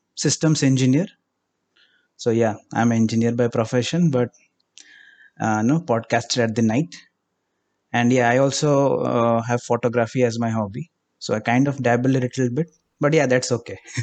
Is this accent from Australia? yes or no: no; India; I am from India, if you couldn't get it by the accent